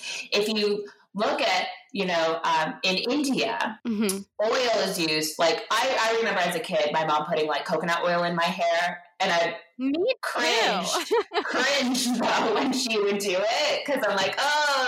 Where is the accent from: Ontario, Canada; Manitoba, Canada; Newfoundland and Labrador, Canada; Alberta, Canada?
Ontario, Canada; Guelph; also born or lived in Toronto; I actually grew up in Ontario. I was raised in Guelph